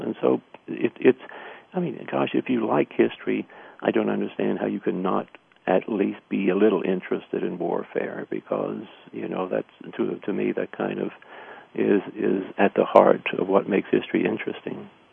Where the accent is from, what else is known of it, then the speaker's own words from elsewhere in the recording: Missouri, United States; I grew up in Missouri